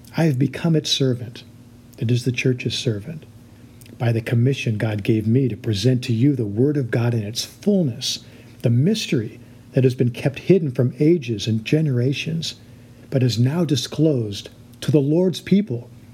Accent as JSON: {"language": "English", "country": "United States", "said": "we as American Christians"}